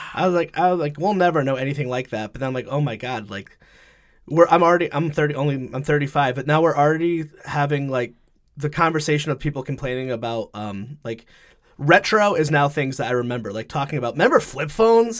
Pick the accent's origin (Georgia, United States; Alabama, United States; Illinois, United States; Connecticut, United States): Connecticut, United States; moved away as an adult; also born or lived in West Hartford; now in Rhode Island, United States; I grew up in Connecticut, ninety-two hours away